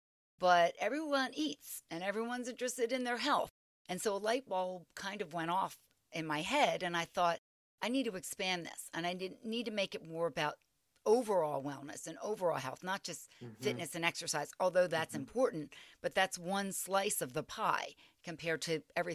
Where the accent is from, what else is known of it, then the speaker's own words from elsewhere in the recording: Philadelphia, Pennsylvania, United States; I was from the Philadelphia area